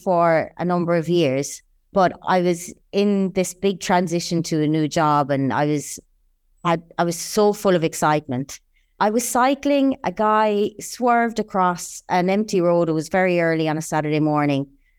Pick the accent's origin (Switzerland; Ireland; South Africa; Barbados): Ireland; now in United Arab Emirates; I'm Irish, born and raised in a little village between two lovely mountain ranges in the south of the island. I've been in the UAE for almost 11 years now